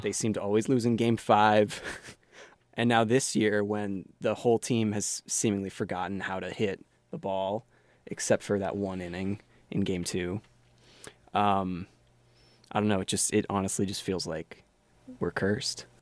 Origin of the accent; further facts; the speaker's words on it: Silver Spring, Maryland, United States; I am from outside D C in Silver Spring, Maryland